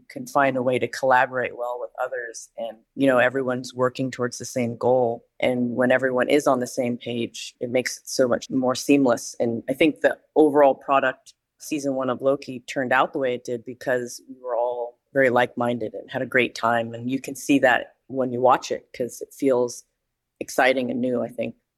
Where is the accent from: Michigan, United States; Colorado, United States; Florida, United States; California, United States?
California, United States; Danville; moved away as an adult; I'm originally from Northern California, and I grew up in a place called Danville that's kind of east of Berkeley in the Bay Area